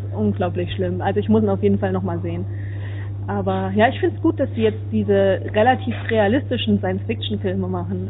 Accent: Suhl, Thuringia, Germany; now in Netherlands; eigentlich bin ich ja im Moment gerade in Holland, aber ich komme natürlich aus der Gegend von Suhl

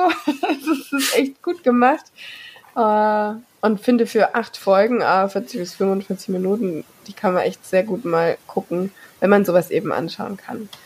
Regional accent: Germany; bei uns in Deutschland

